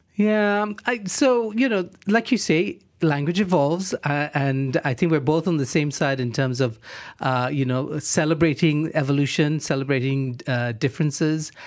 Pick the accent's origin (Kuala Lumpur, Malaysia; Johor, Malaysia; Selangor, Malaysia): Johor, Malaysia; Johor Bahru; I'm from Johor Bahru